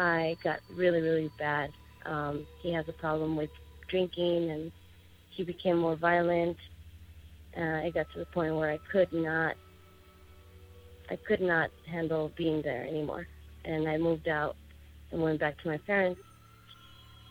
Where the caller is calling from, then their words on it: Tucson, Arizona, United States; I'm calling from Tucson, Arizona.